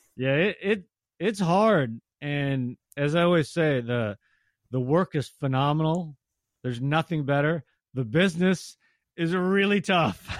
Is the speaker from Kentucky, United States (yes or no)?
no; Tacoma, Washington, United States; I grew up in Tacoma, so I went to a ton of Rainiers games as a kid too